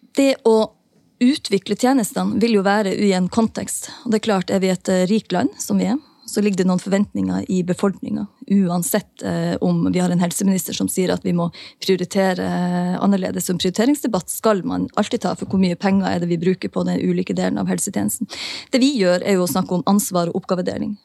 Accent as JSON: {"language": "Norwegian", "region": "Northern Norway", "country": "Norway", "also_born_or_lived": "Oslo", "lives_now": "Tromsø, Norway", "said": "i nord der jeg er ifra"}